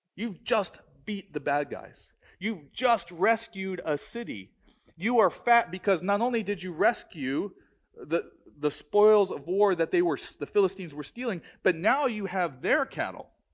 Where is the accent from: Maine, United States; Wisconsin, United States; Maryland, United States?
Maryland, United States; moved away; I grew up in Maryland